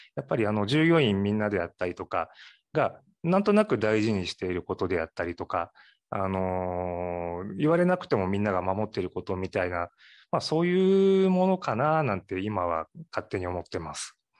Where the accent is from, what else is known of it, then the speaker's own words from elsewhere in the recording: Matsuyama, Ehime, Japan; also born or lived in Tokyo; now in Imabari, Japan; 松山、隣の松山市の方で生まれ育ちまして